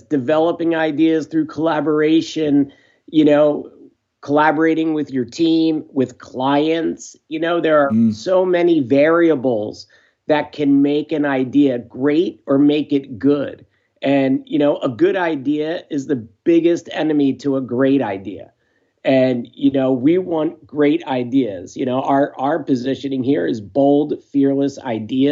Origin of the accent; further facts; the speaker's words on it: Tinton Falls, New Jersey, United States; also born or lived in Philadelphia, Pennsylvania; I was born in Philadelphia, Pennsylvania. But when I was about six, we moved to Tinton Falls, New Jersey. And that's where I grew up